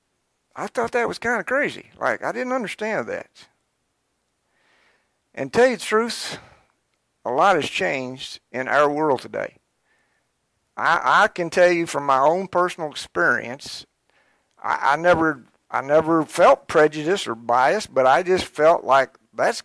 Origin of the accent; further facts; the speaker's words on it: Georgetown, Kentucky, United States; growing up in Georgetown, I was born in Georgetown, and I started out in Scott County